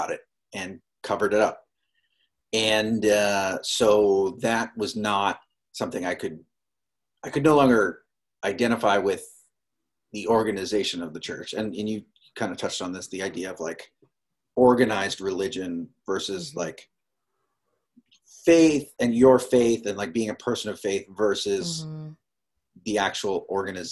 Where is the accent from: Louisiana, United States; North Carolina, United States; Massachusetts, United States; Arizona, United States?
Massachusetts, United States; Boston; I grew up in the Boston area